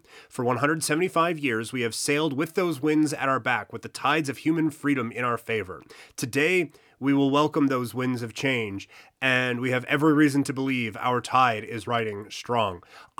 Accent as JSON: {"language": "English", "region": "Saskatchewan", "country": "Canada", "tie": "born or raised there", "said": "Congress, also a place in Saskatchewan, just outside of my hometown."}